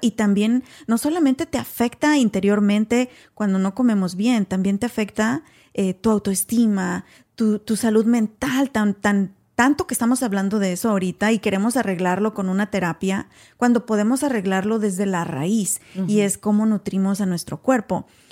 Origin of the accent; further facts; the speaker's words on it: Mexico; now in United States; México, por ejemplo, de donde yo soy originaria